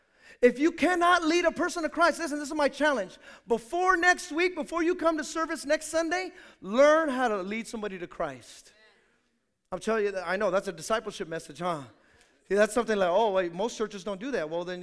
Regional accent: Hayward, California, United States; where are you from? And I say Hayward, they go, oh, you're from Hayward?

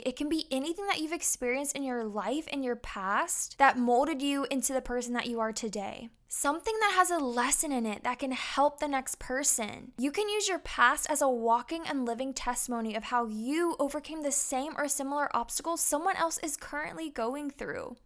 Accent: Brandon, Mississippi, United States; moved away as an adult; also born or lived in San Diego, California; now in Sumter, United States; I'm from Brandon, Mississippi. And now you can find me in Sumter, South Carolina

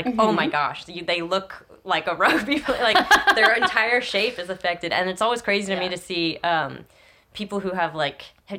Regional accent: Palm Beach, Florida, United States; moved away; I'm from Palm Beach.

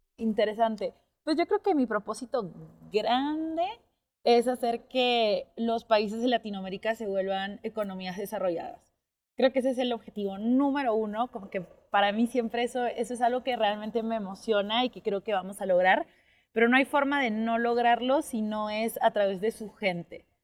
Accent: Peru; al yo haber crecido o haberme formado toda la parte de educación primaria en una ciudad muy chiquitita de Perú

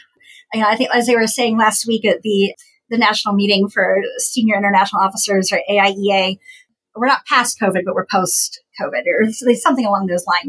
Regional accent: Appalachia, United States; So I went to the Ohio State University as actually a minority student being Appalachian.

